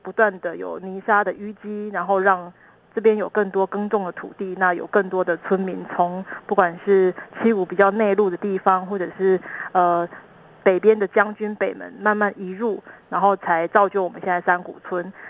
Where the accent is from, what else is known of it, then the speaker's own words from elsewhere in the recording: Qigu District, Tainan, Taiwan; 我是在地人。